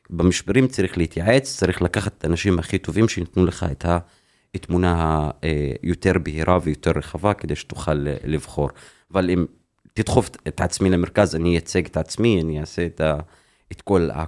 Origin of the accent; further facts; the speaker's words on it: Deir Hanna, Northern District, Israel; Hebrew is a second language; now in Haifa, Israel; אני נולדתי בבית לא חוקי, כמו כל השכונה שלי. תרחיב. כאילו בית שהוא בלי, בלי היתר בנייה. איפה? בדיר חנה, בכפר שנקרא דיר חנה